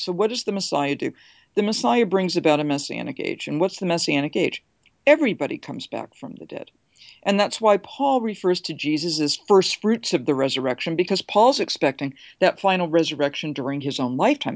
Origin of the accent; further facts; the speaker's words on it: United States; I'm an American.